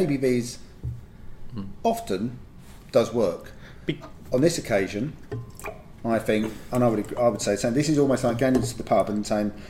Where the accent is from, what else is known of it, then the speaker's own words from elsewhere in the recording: England, United Kingdom; We're all English, right?